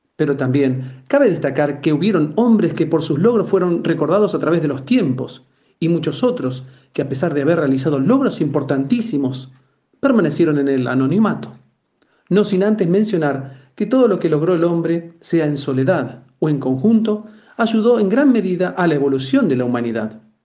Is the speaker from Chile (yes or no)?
no; Argentina; Como argentino